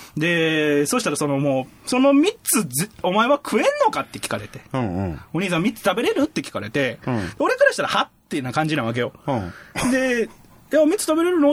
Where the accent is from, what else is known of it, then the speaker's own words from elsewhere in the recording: area along the JR Nara Line, Kyoto, Japan; うちの地元